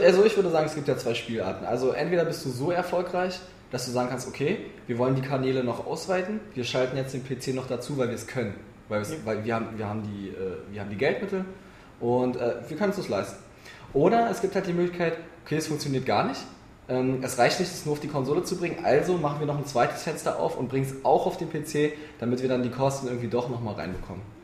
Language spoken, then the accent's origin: German; Berlin, Germany; Ich bin Berliner. Ich bin hier geboren, groß geworden